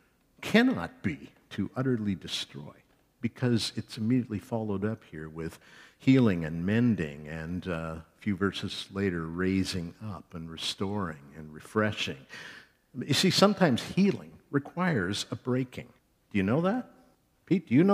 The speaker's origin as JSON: {"language": "English", "country": "Canada", "said": "we are Canadian evangelical church people"}